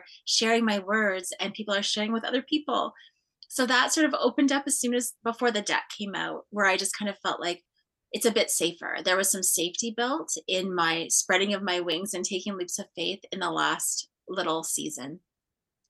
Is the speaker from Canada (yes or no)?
yes; Cape Croker First Nation, Ontario, Canada; I'm from Cape Croker First Nation